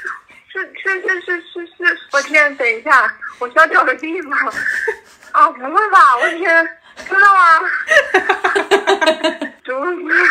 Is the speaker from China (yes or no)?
yes; Jiangsu, China; now in Lanzhou, China; 我家呃，我老家在江苏，但是我现在在兰州，贼好玩的地方，好多好吃的，可以来这里玩